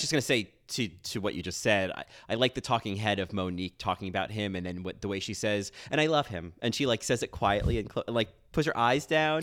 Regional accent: United States; as an American

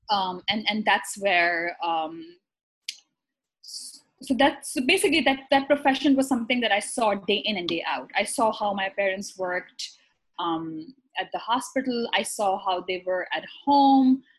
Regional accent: Karachi, Sindh, Pakistan; moved away as an adult; also born or lived in Iran; now in New York, United States; I'm originally from Pakistan. I'm from um, the biggest city, actually, Karachi.

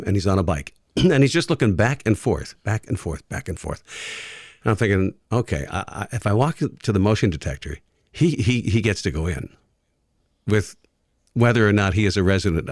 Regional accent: Canada; now in Detroit, United States; I'm from Canada

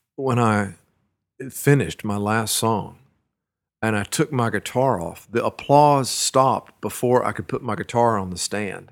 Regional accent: Brenham, Texas, United States; also born or lived in Dallas, Texas; now in Austin, United States; I was born in Burnham, Texas. It's a little town, uh, between Austin and Houston

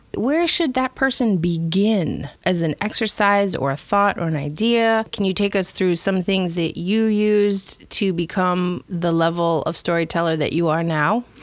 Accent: Chicago, Illinois, United States; moved away; I'm originally from Chicago

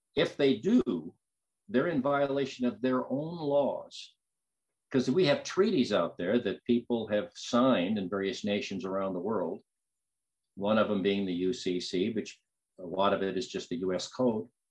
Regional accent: United States; also born or lived in Lane County, Oregon; I'm an American

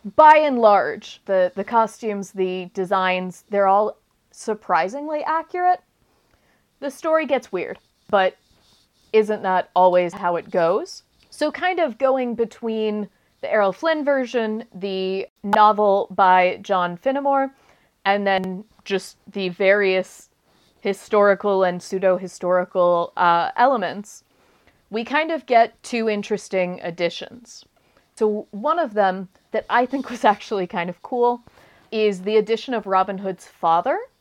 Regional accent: United States

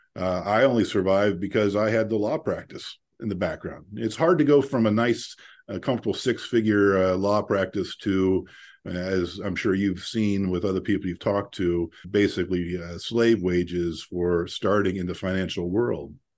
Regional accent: Central Ohio, United States; I grew up here in Central Ohio, a family of seven kids

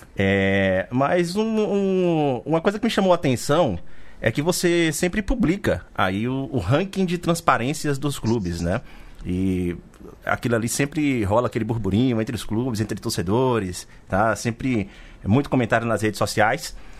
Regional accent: Bahia, Brazil; a Bahia, de onde eu sou

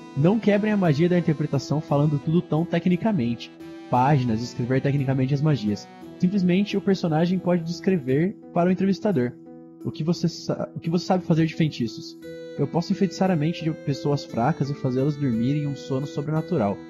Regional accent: Campinas, São Paulo, Brazil; eu sou de Campinas, interior de São Paulo

